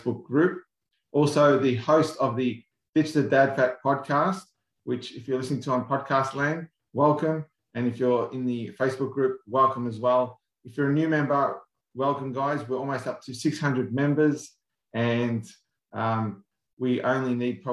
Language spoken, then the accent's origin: English; Australia; us Aussies here